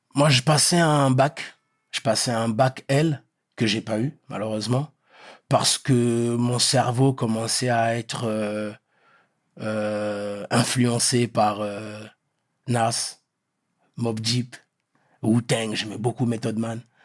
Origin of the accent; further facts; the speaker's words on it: Meaux, Île-de-France, France; French is a second language; also born or lived in Pointe-Noire, Republic of the Congo; Moi, je suis de Meaux